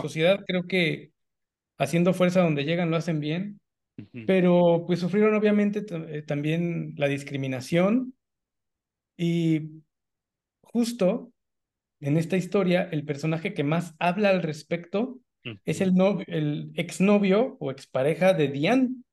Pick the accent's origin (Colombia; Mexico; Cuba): Mexico; Mexico City; moved away; yo vengo de la Ciudad de México, que es la ciudad más grande del país, y luego me fui a vivir a un par de estados más.